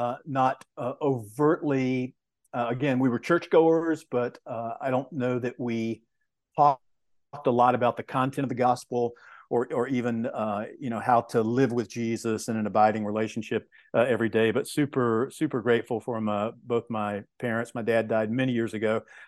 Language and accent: English; Georgia, United States; but I was raised in Georgia. And the way that I describe it is a very loving home.